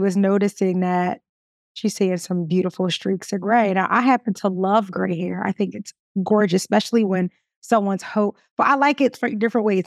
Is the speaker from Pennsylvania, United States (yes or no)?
yes; Philadelphia, Pennsylvania, United States; I'm from Philly